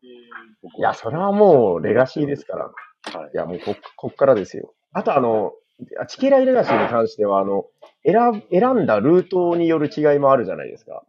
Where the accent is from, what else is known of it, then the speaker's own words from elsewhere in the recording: Nagasaki, Japan; 私、長崎